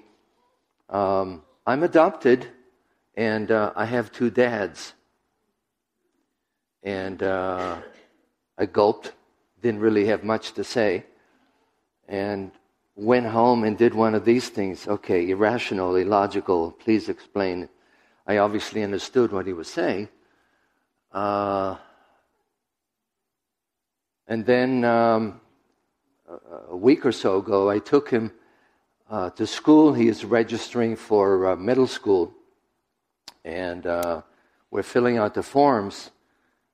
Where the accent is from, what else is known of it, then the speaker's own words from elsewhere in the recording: Israel; moved away; I was raised in Israel